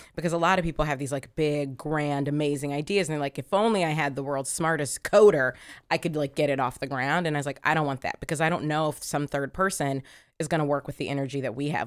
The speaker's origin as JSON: {"language": "English", "town": "Columbus", "region": "Ohio", "country": "United States", "tie": "born or raised there", "said": "I grew up in Columbus, Ohio"}